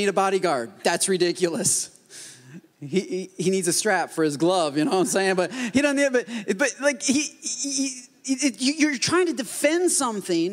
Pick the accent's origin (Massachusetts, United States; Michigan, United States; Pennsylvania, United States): Michigan, United States; Port Huron; moved away; I grew up in Michigan, and that's just the way Michigan is. I mean, everybody looks like me. They're white, whiter, or whitest. That's mostly, I mean, at least in my town, that's Port Huron